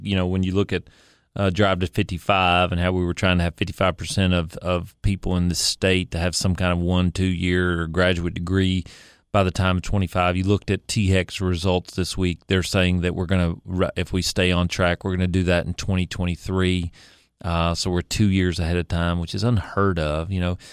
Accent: Kingsport, Tennessee, United States; I was born in Kingsport, uh, raised there, went to public school there

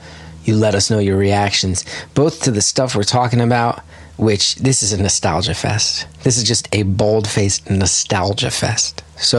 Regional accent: New Jersey, United States; that we grew up with in North Jersey in our era.

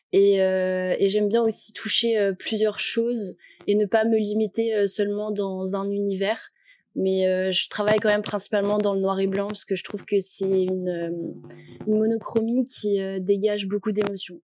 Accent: Annecy, Auvergne-Rhône-Alpes, France; moved away as an adult; now in Lyon, France; j'ai 21 ans, je viens d'Annecy et actuellement, je fais mes études sur Lyon

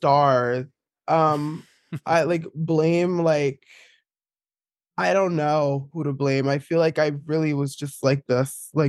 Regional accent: East Orange, New Jersey, United States; I grew up in East Orange, New Jersey, which is like not a very queer place.

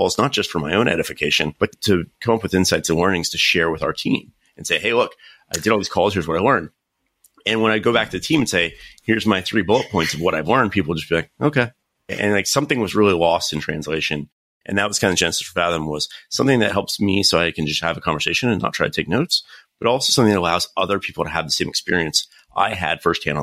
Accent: North Carolina, United States; moved away as an adult; now in California, United States; I'm actually originally from North Carolina, studied computer science

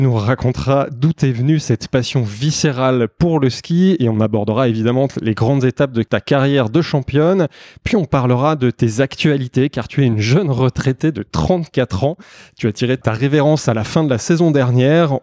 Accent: Savoy, Auvergne-Rhône-Alpes, France; je suis savoyard

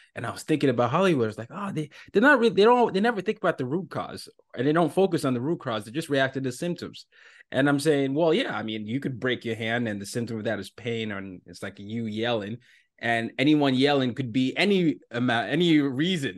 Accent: Nigeria; moved away; I'm from Nigeria

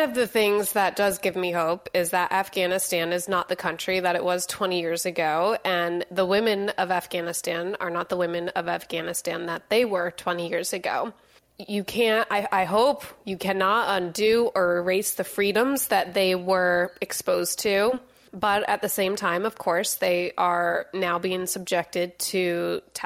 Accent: United States; as an American

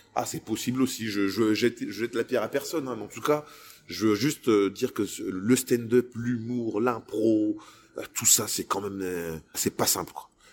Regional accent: Lille, Hauts-de-France, France; je suis un Lillois

